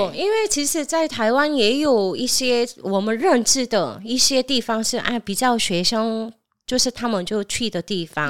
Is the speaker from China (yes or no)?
no; South Korea; now in Taiwan; 我是从韩国来的